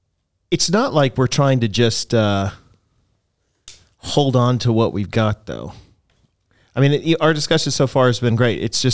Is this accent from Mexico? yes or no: no; Canada; I mean, I come from Canada, and there are places in Canada where like small towns, smallish towns, like 10,000 people towns, where there's not a single church that proclaims the gospel.